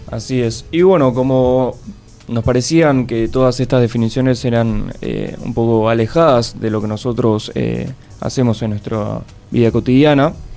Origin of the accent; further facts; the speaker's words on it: Buenos Aires, Argentina; nací aquí en la ciudad autónoma de Buenos Aires